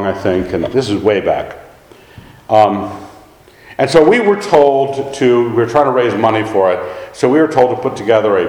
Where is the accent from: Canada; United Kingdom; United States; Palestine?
United Kingdom; Scotland; I'm a Scot